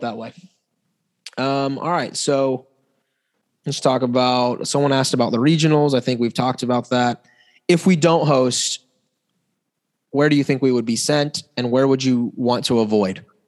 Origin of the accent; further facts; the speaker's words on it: Tallahassee, Florida, United States; growing up in Tallahassee